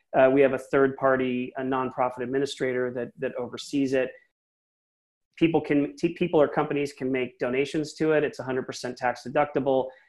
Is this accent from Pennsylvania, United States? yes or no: yes; Philadelphia, Pennsylvania, United States; now in San Francisco Bay Area, United States; I'm originally from Philly myself, and I moved huh. out to here a long time ago